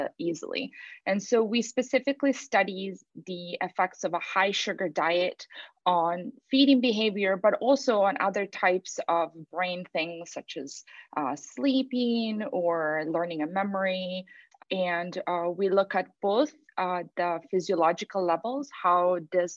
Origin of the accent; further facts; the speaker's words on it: Italy; moved away; I'm from Italy and we celebrate Carnival.